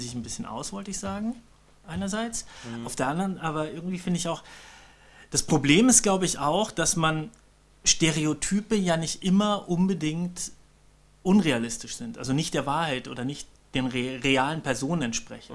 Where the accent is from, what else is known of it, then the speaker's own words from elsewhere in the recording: Bavaria, Germany; ich komm ja aus Bayern.